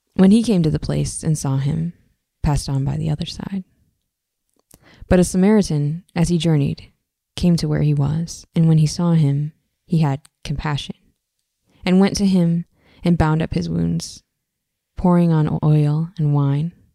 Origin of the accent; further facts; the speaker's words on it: Michigan, United States; moved away; also born or lived in Bay Area; growing up in Michigan